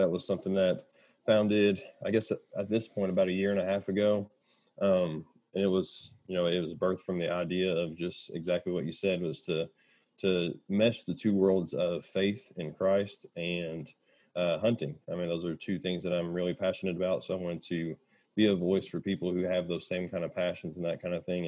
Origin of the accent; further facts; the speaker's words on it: Kentucky, United States; That's my home state, born and raised in Kentucky